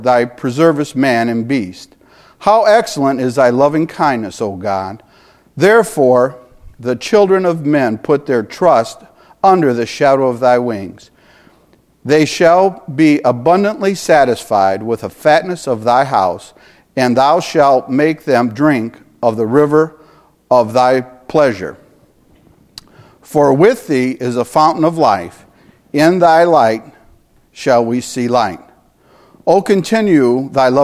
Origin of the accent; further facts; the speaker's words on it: Michigan, United States; also born or lived in California; We're from Michigan. We're from cold